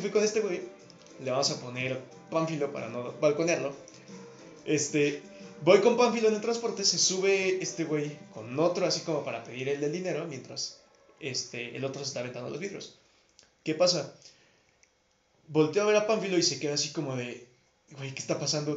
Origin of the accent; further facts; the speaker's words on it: Mexico; hablando como mexicano